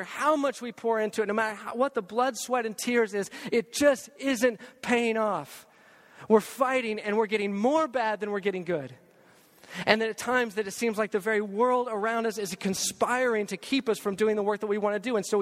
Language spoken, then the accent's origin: English; Texas, United States; as a Texan